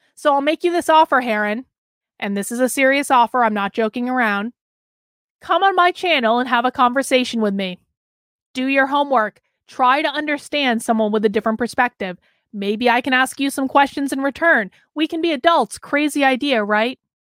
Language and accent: English; Vermont, United States; moved away as an adult; also born or lived in Boston, Massachusetts; now in New Hampshire, United States; Growing up in Vermont